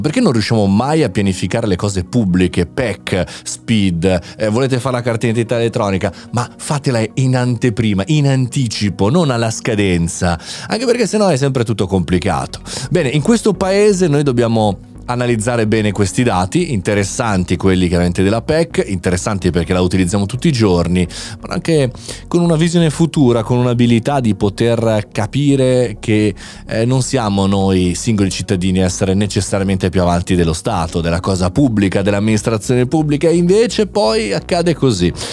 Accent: Italy; un paese nostro particolare, un paese avanti

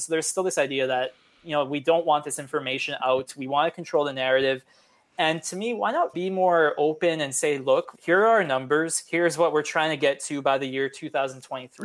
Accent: Edmonton, Alberta, Canada; now in Montreal, Canada; I grew up in, in Edmonton

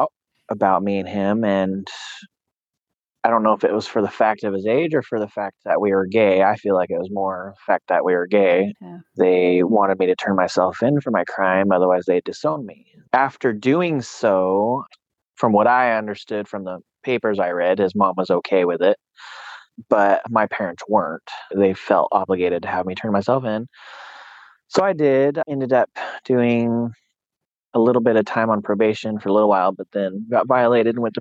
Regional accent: Susanville, California, United States; also born or lived in Sacramento, California; I was born in Sacramento, California, raised in Susanville, California.

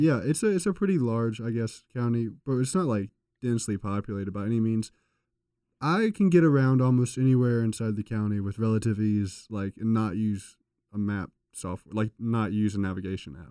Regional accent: Reidsville, North Carolina, United States; I'm from Regional North Carolina

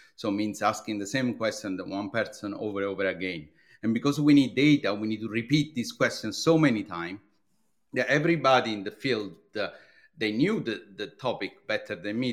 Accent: Italy; English is a second language; moved away as an adult; now in London, United Kingdom; you will immediately detect, uh, uh, from my accent. I'm from Italy

